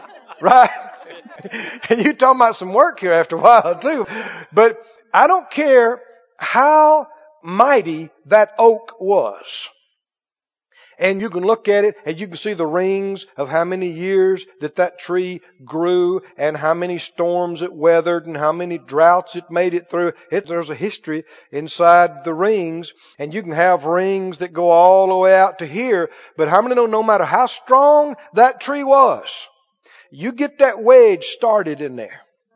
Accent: Mississippi, United States; I'm from Mississippi. And I've done split a lot of firewood in my time.

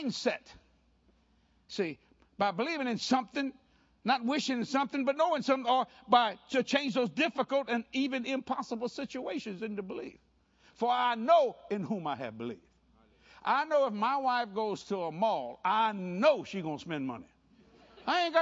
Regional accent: Cajun, Louisiana, United States; I'm a Cajun boy

